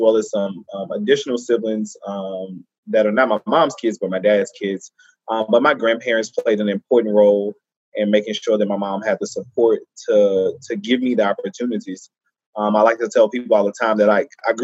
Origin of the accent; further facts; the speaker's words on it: Baton Rouge, Louisiana, United States; I grew up in Baton Rouge.